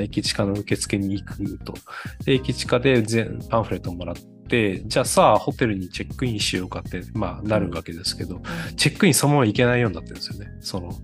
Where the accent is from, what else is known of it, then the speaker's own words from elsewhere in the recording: Kanazawa, Ishikawa, Japan; うちの地元の金沢マラソン